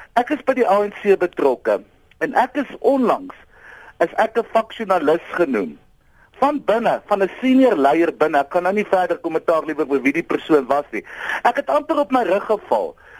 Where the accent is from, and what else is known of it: South Africa